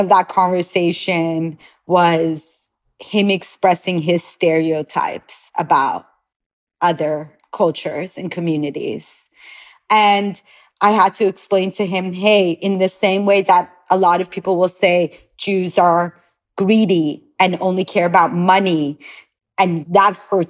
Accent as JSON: {"language": "English", "town": "Los Angeles", "region": "California", "country": "United States", "tie": "born or raised there", "also_born_or_lived": "Iran / Tel Aviv, Israel", "moved": "as an adult", "said": "I grew up in Los Angeles, California, but I was born in Iran"}